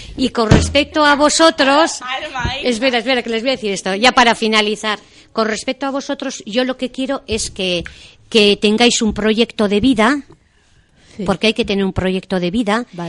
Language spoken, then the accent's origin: Spanish; Deba, Basque Country, Spain; yo soy de Deva y Guipúzcoa y he, venido, o sea, bueno, he vivido siempre en Deva